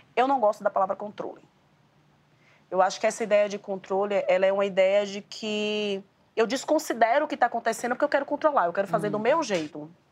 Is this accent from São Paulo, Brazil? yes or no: no; Bahia, Brazil; Sou baiana